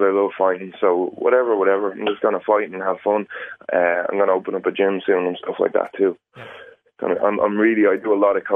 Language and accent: English; Ireland; as Irish people